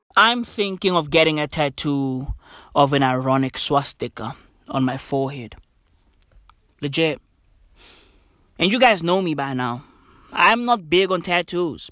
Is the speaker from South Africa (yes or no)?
yes; South Africa; I'm from South Africa